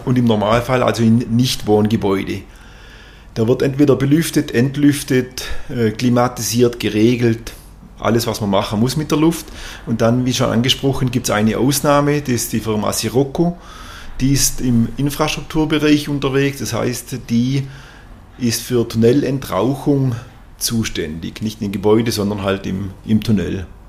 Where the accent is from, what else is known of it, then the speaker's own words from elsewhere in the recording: Kolbingen, Baden-Württemberg, Germany; wir sind äh, beide hier in Kolbingen geboren, auch hier zur Schule gegangen, natürlich dann zum, aufs Gymnasium nach Tuttlingen, aber sind Dorfkinder